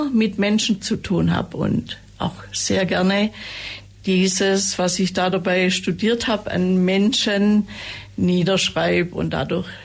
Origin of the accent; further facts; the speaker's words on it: Ravensburg, Baden-Württemberg, Germany; also born or lived in Wangen im Allgäu / Swabian Jura; ich bin geboren in Wangen im Allgäu, aufgewachsen in Ravensburg und am Fuße der Schwäbischen Alb zwischen zwei Brüdern